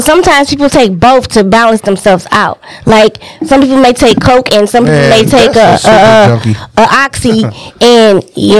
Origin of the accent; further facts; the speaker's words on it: Detroit, Michigan, United States; I'm from the East side.